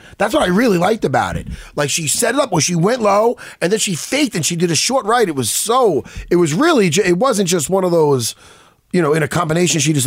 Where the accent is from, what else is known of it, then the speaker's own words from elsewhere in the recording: New York, United States; we're from New York